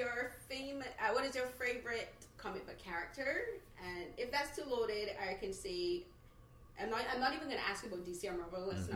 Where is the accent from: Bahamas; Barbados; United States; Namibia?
Barbados; now in Toronto, Canada; growing up in Barbados, my favorite place is the beach. And that's I've been living here 8 years